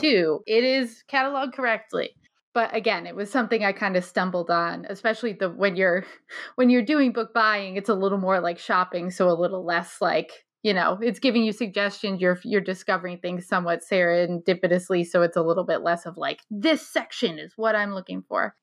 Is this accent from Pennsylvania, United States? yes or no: no; Scituate, Rhode Island, United States; I grew up in Situate, so I was there from grade four, um, until a couple years ago when I moved out of my parents' house